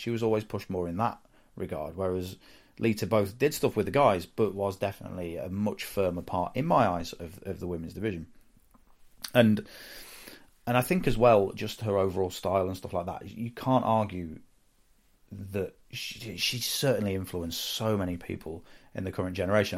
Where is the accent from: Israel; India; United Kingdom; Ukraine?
United Kingdom; the Midlands, England; I'm from the Midlands